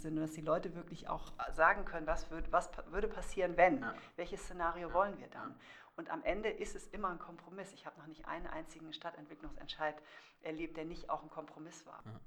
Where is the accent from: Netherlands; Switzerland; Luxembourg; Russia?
Switzerland; now in Hamburg, Germany; Und ich bin ja Schweizerin und deshalb kenne ich das ja auch aus der Schweiz.